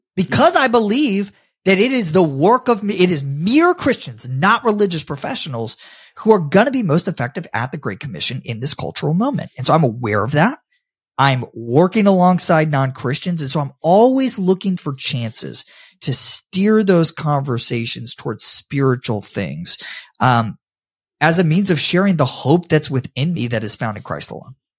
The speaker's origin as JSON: {"language": "English", "town": "Tampa", "region": "Florida", "country": "United States", "tie": "born or raised there", "said": "I love my hometown of Tampa, Florida"}